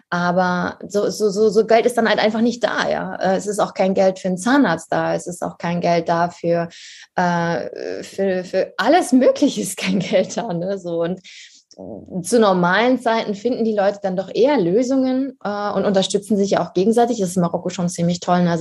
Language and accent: German; Harz, Germany; Also ich komme aus dem Harz ursprünglich.